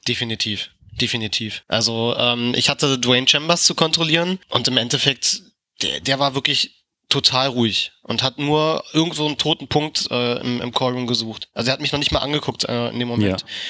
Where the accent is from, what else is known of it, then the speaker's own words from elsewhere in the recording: Berlin, Germany; für mich als Berliner